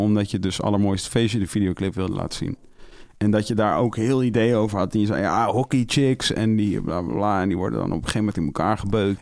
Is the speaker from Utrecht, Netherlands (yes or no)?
yes; Amersfoort, Utrecht, Netherlands; Ik kom uit Amersfoort